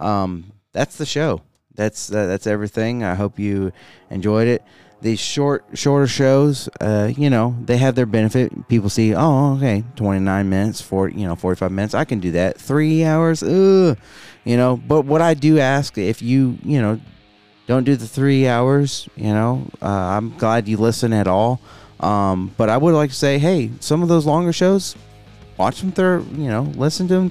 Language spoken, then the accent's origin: English; Phoenix, Arizona, United States; now in Billings, United States; Born and raised in Phoenix, Arizona, but living in Billings.